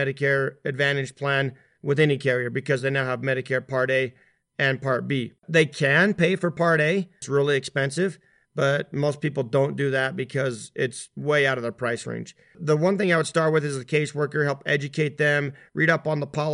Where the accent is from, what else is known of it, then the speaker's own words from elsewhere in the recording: Utah, United States; here in Utah, where my home